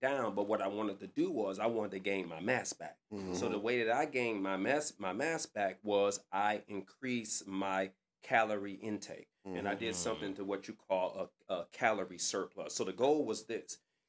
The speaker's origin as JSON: {"language": "English", "town": "Detroit", "region": "Michigan", "country": "United States", "said": "I'm from Livernois and Davidson."}